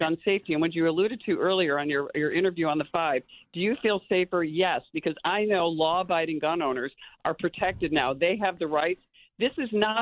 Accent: New York, United States; as a New Yorker, I live in rural upstate New York

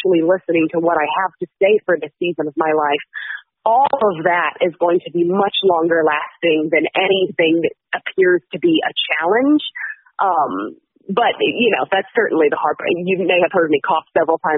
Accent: Tallahassee, Florida, United States; I grew up in Tallahassee

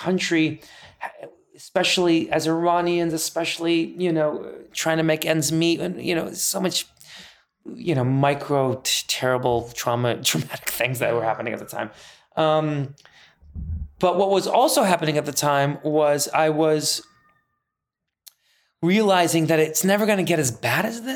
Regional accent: Northbrook, Illinois, United States; English is a second language; also born or lived in Iran; I grew up in Northbrook, Glenview borderline

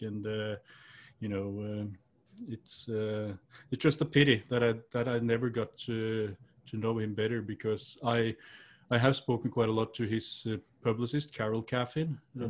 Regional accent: Norway; It's quite similar to where I grew up in Norway, actually, you know, with the woods and the mountains and all that.

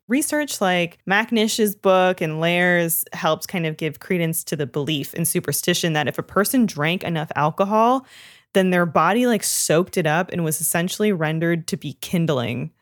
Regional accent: Canada; moved away; I grew up learning French in Canada

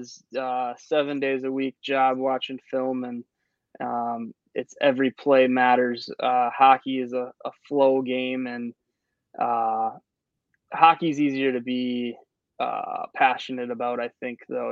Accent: Minnesota, United States; moved away; I grew up in Minnesota. So, I played high school hockey in Minnesota.

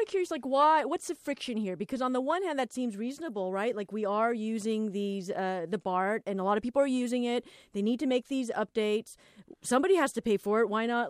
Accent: Los Angeles, California, United States; I'm an Angelino and I am from Los Angeles

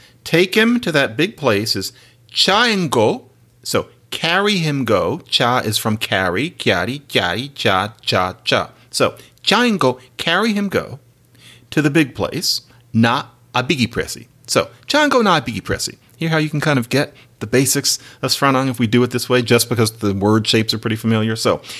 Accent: Philadelphia, Pennsylvania, United States; first language English; I was raised in Philadelphia speaking boring old English.

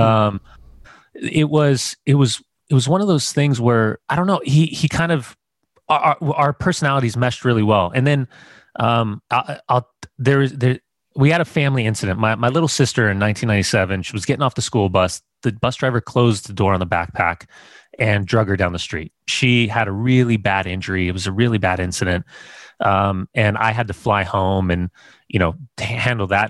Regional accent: United States; I'm American

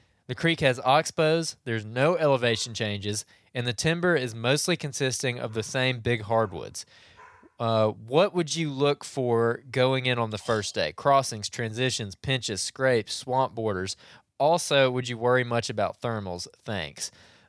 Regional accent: Alabama, United States; I'm from Central West Alabama, and I plan on heading up to Illinois in November and have a few questions.

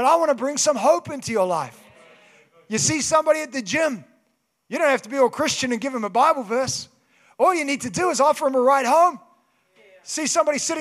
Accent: Kaikoura, Canterbury, New Zealand; moved away; I grew up in Kaikoura.

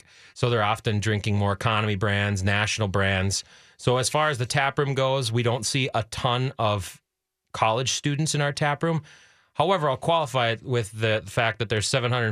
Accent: St. Cloud, Minnesota, United States; also born or lived in Anchorage, Alaska / California; We're from St. Cloud. My business partner and I both grew up in St. Cloud.

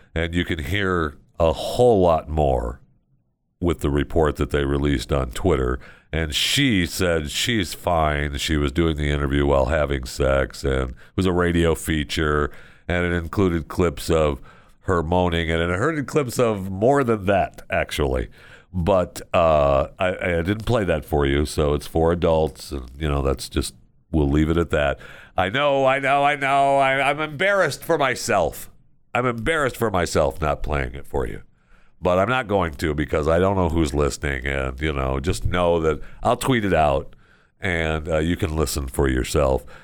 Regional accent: Tampa, Florida, United States; my hometown of Tampa, Florida.

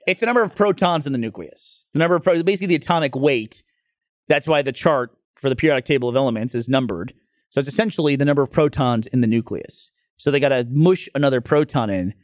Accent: Northeast, United States; moved away; I grew up in the Northeast

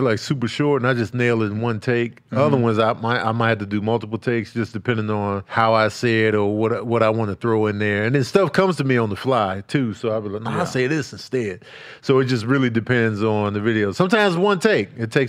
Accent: Chicago, Illinois, United States; also born or lived in New Mexico; now in Los Angeles, United States; I grew up in Chicago.

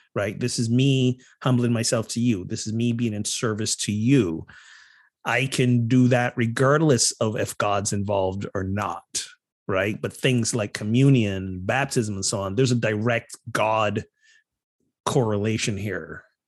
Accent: Barbados; moved away; growing up in Barbados

